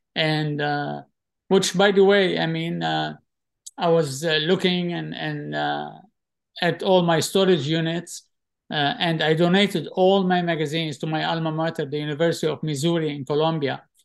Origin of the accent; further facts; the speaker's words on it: Tripoli, North Governorate, Lebanon; moved away; also born or lived in Mississippi, United States; growing up in Tripoli, Lebanon